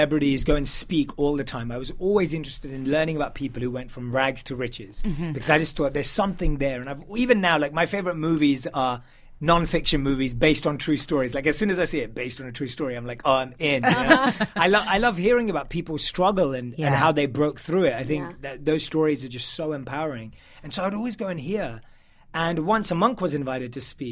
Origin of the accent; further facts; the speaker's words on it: London, United Kingdom; London. So born and raised in London